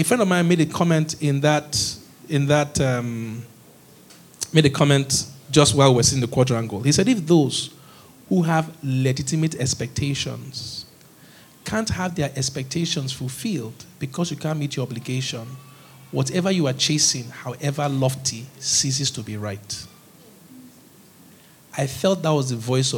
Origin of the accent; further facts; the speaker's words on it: Nigeria; also born or lived in Edo / University of Benin; I'm as Nigerian as they come